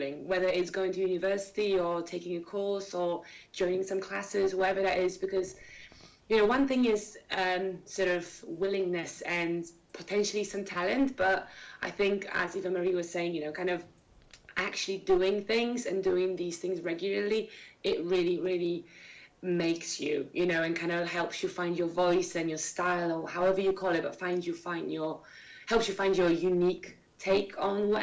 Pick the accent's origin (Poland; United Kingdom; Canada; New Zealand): Poland; Warsaw, Masovian Voivodeship; I'm from Warsaw